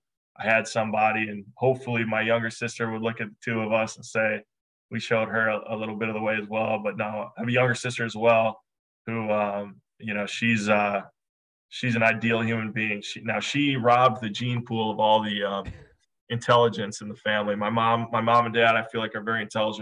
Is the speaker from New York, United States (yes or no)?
no; Redwood Falls, Minnesota, United States; I grew up in a small town in southwestern Minnesota, a town of about just short of 6,000 people called Redwood Falls, Minnesota.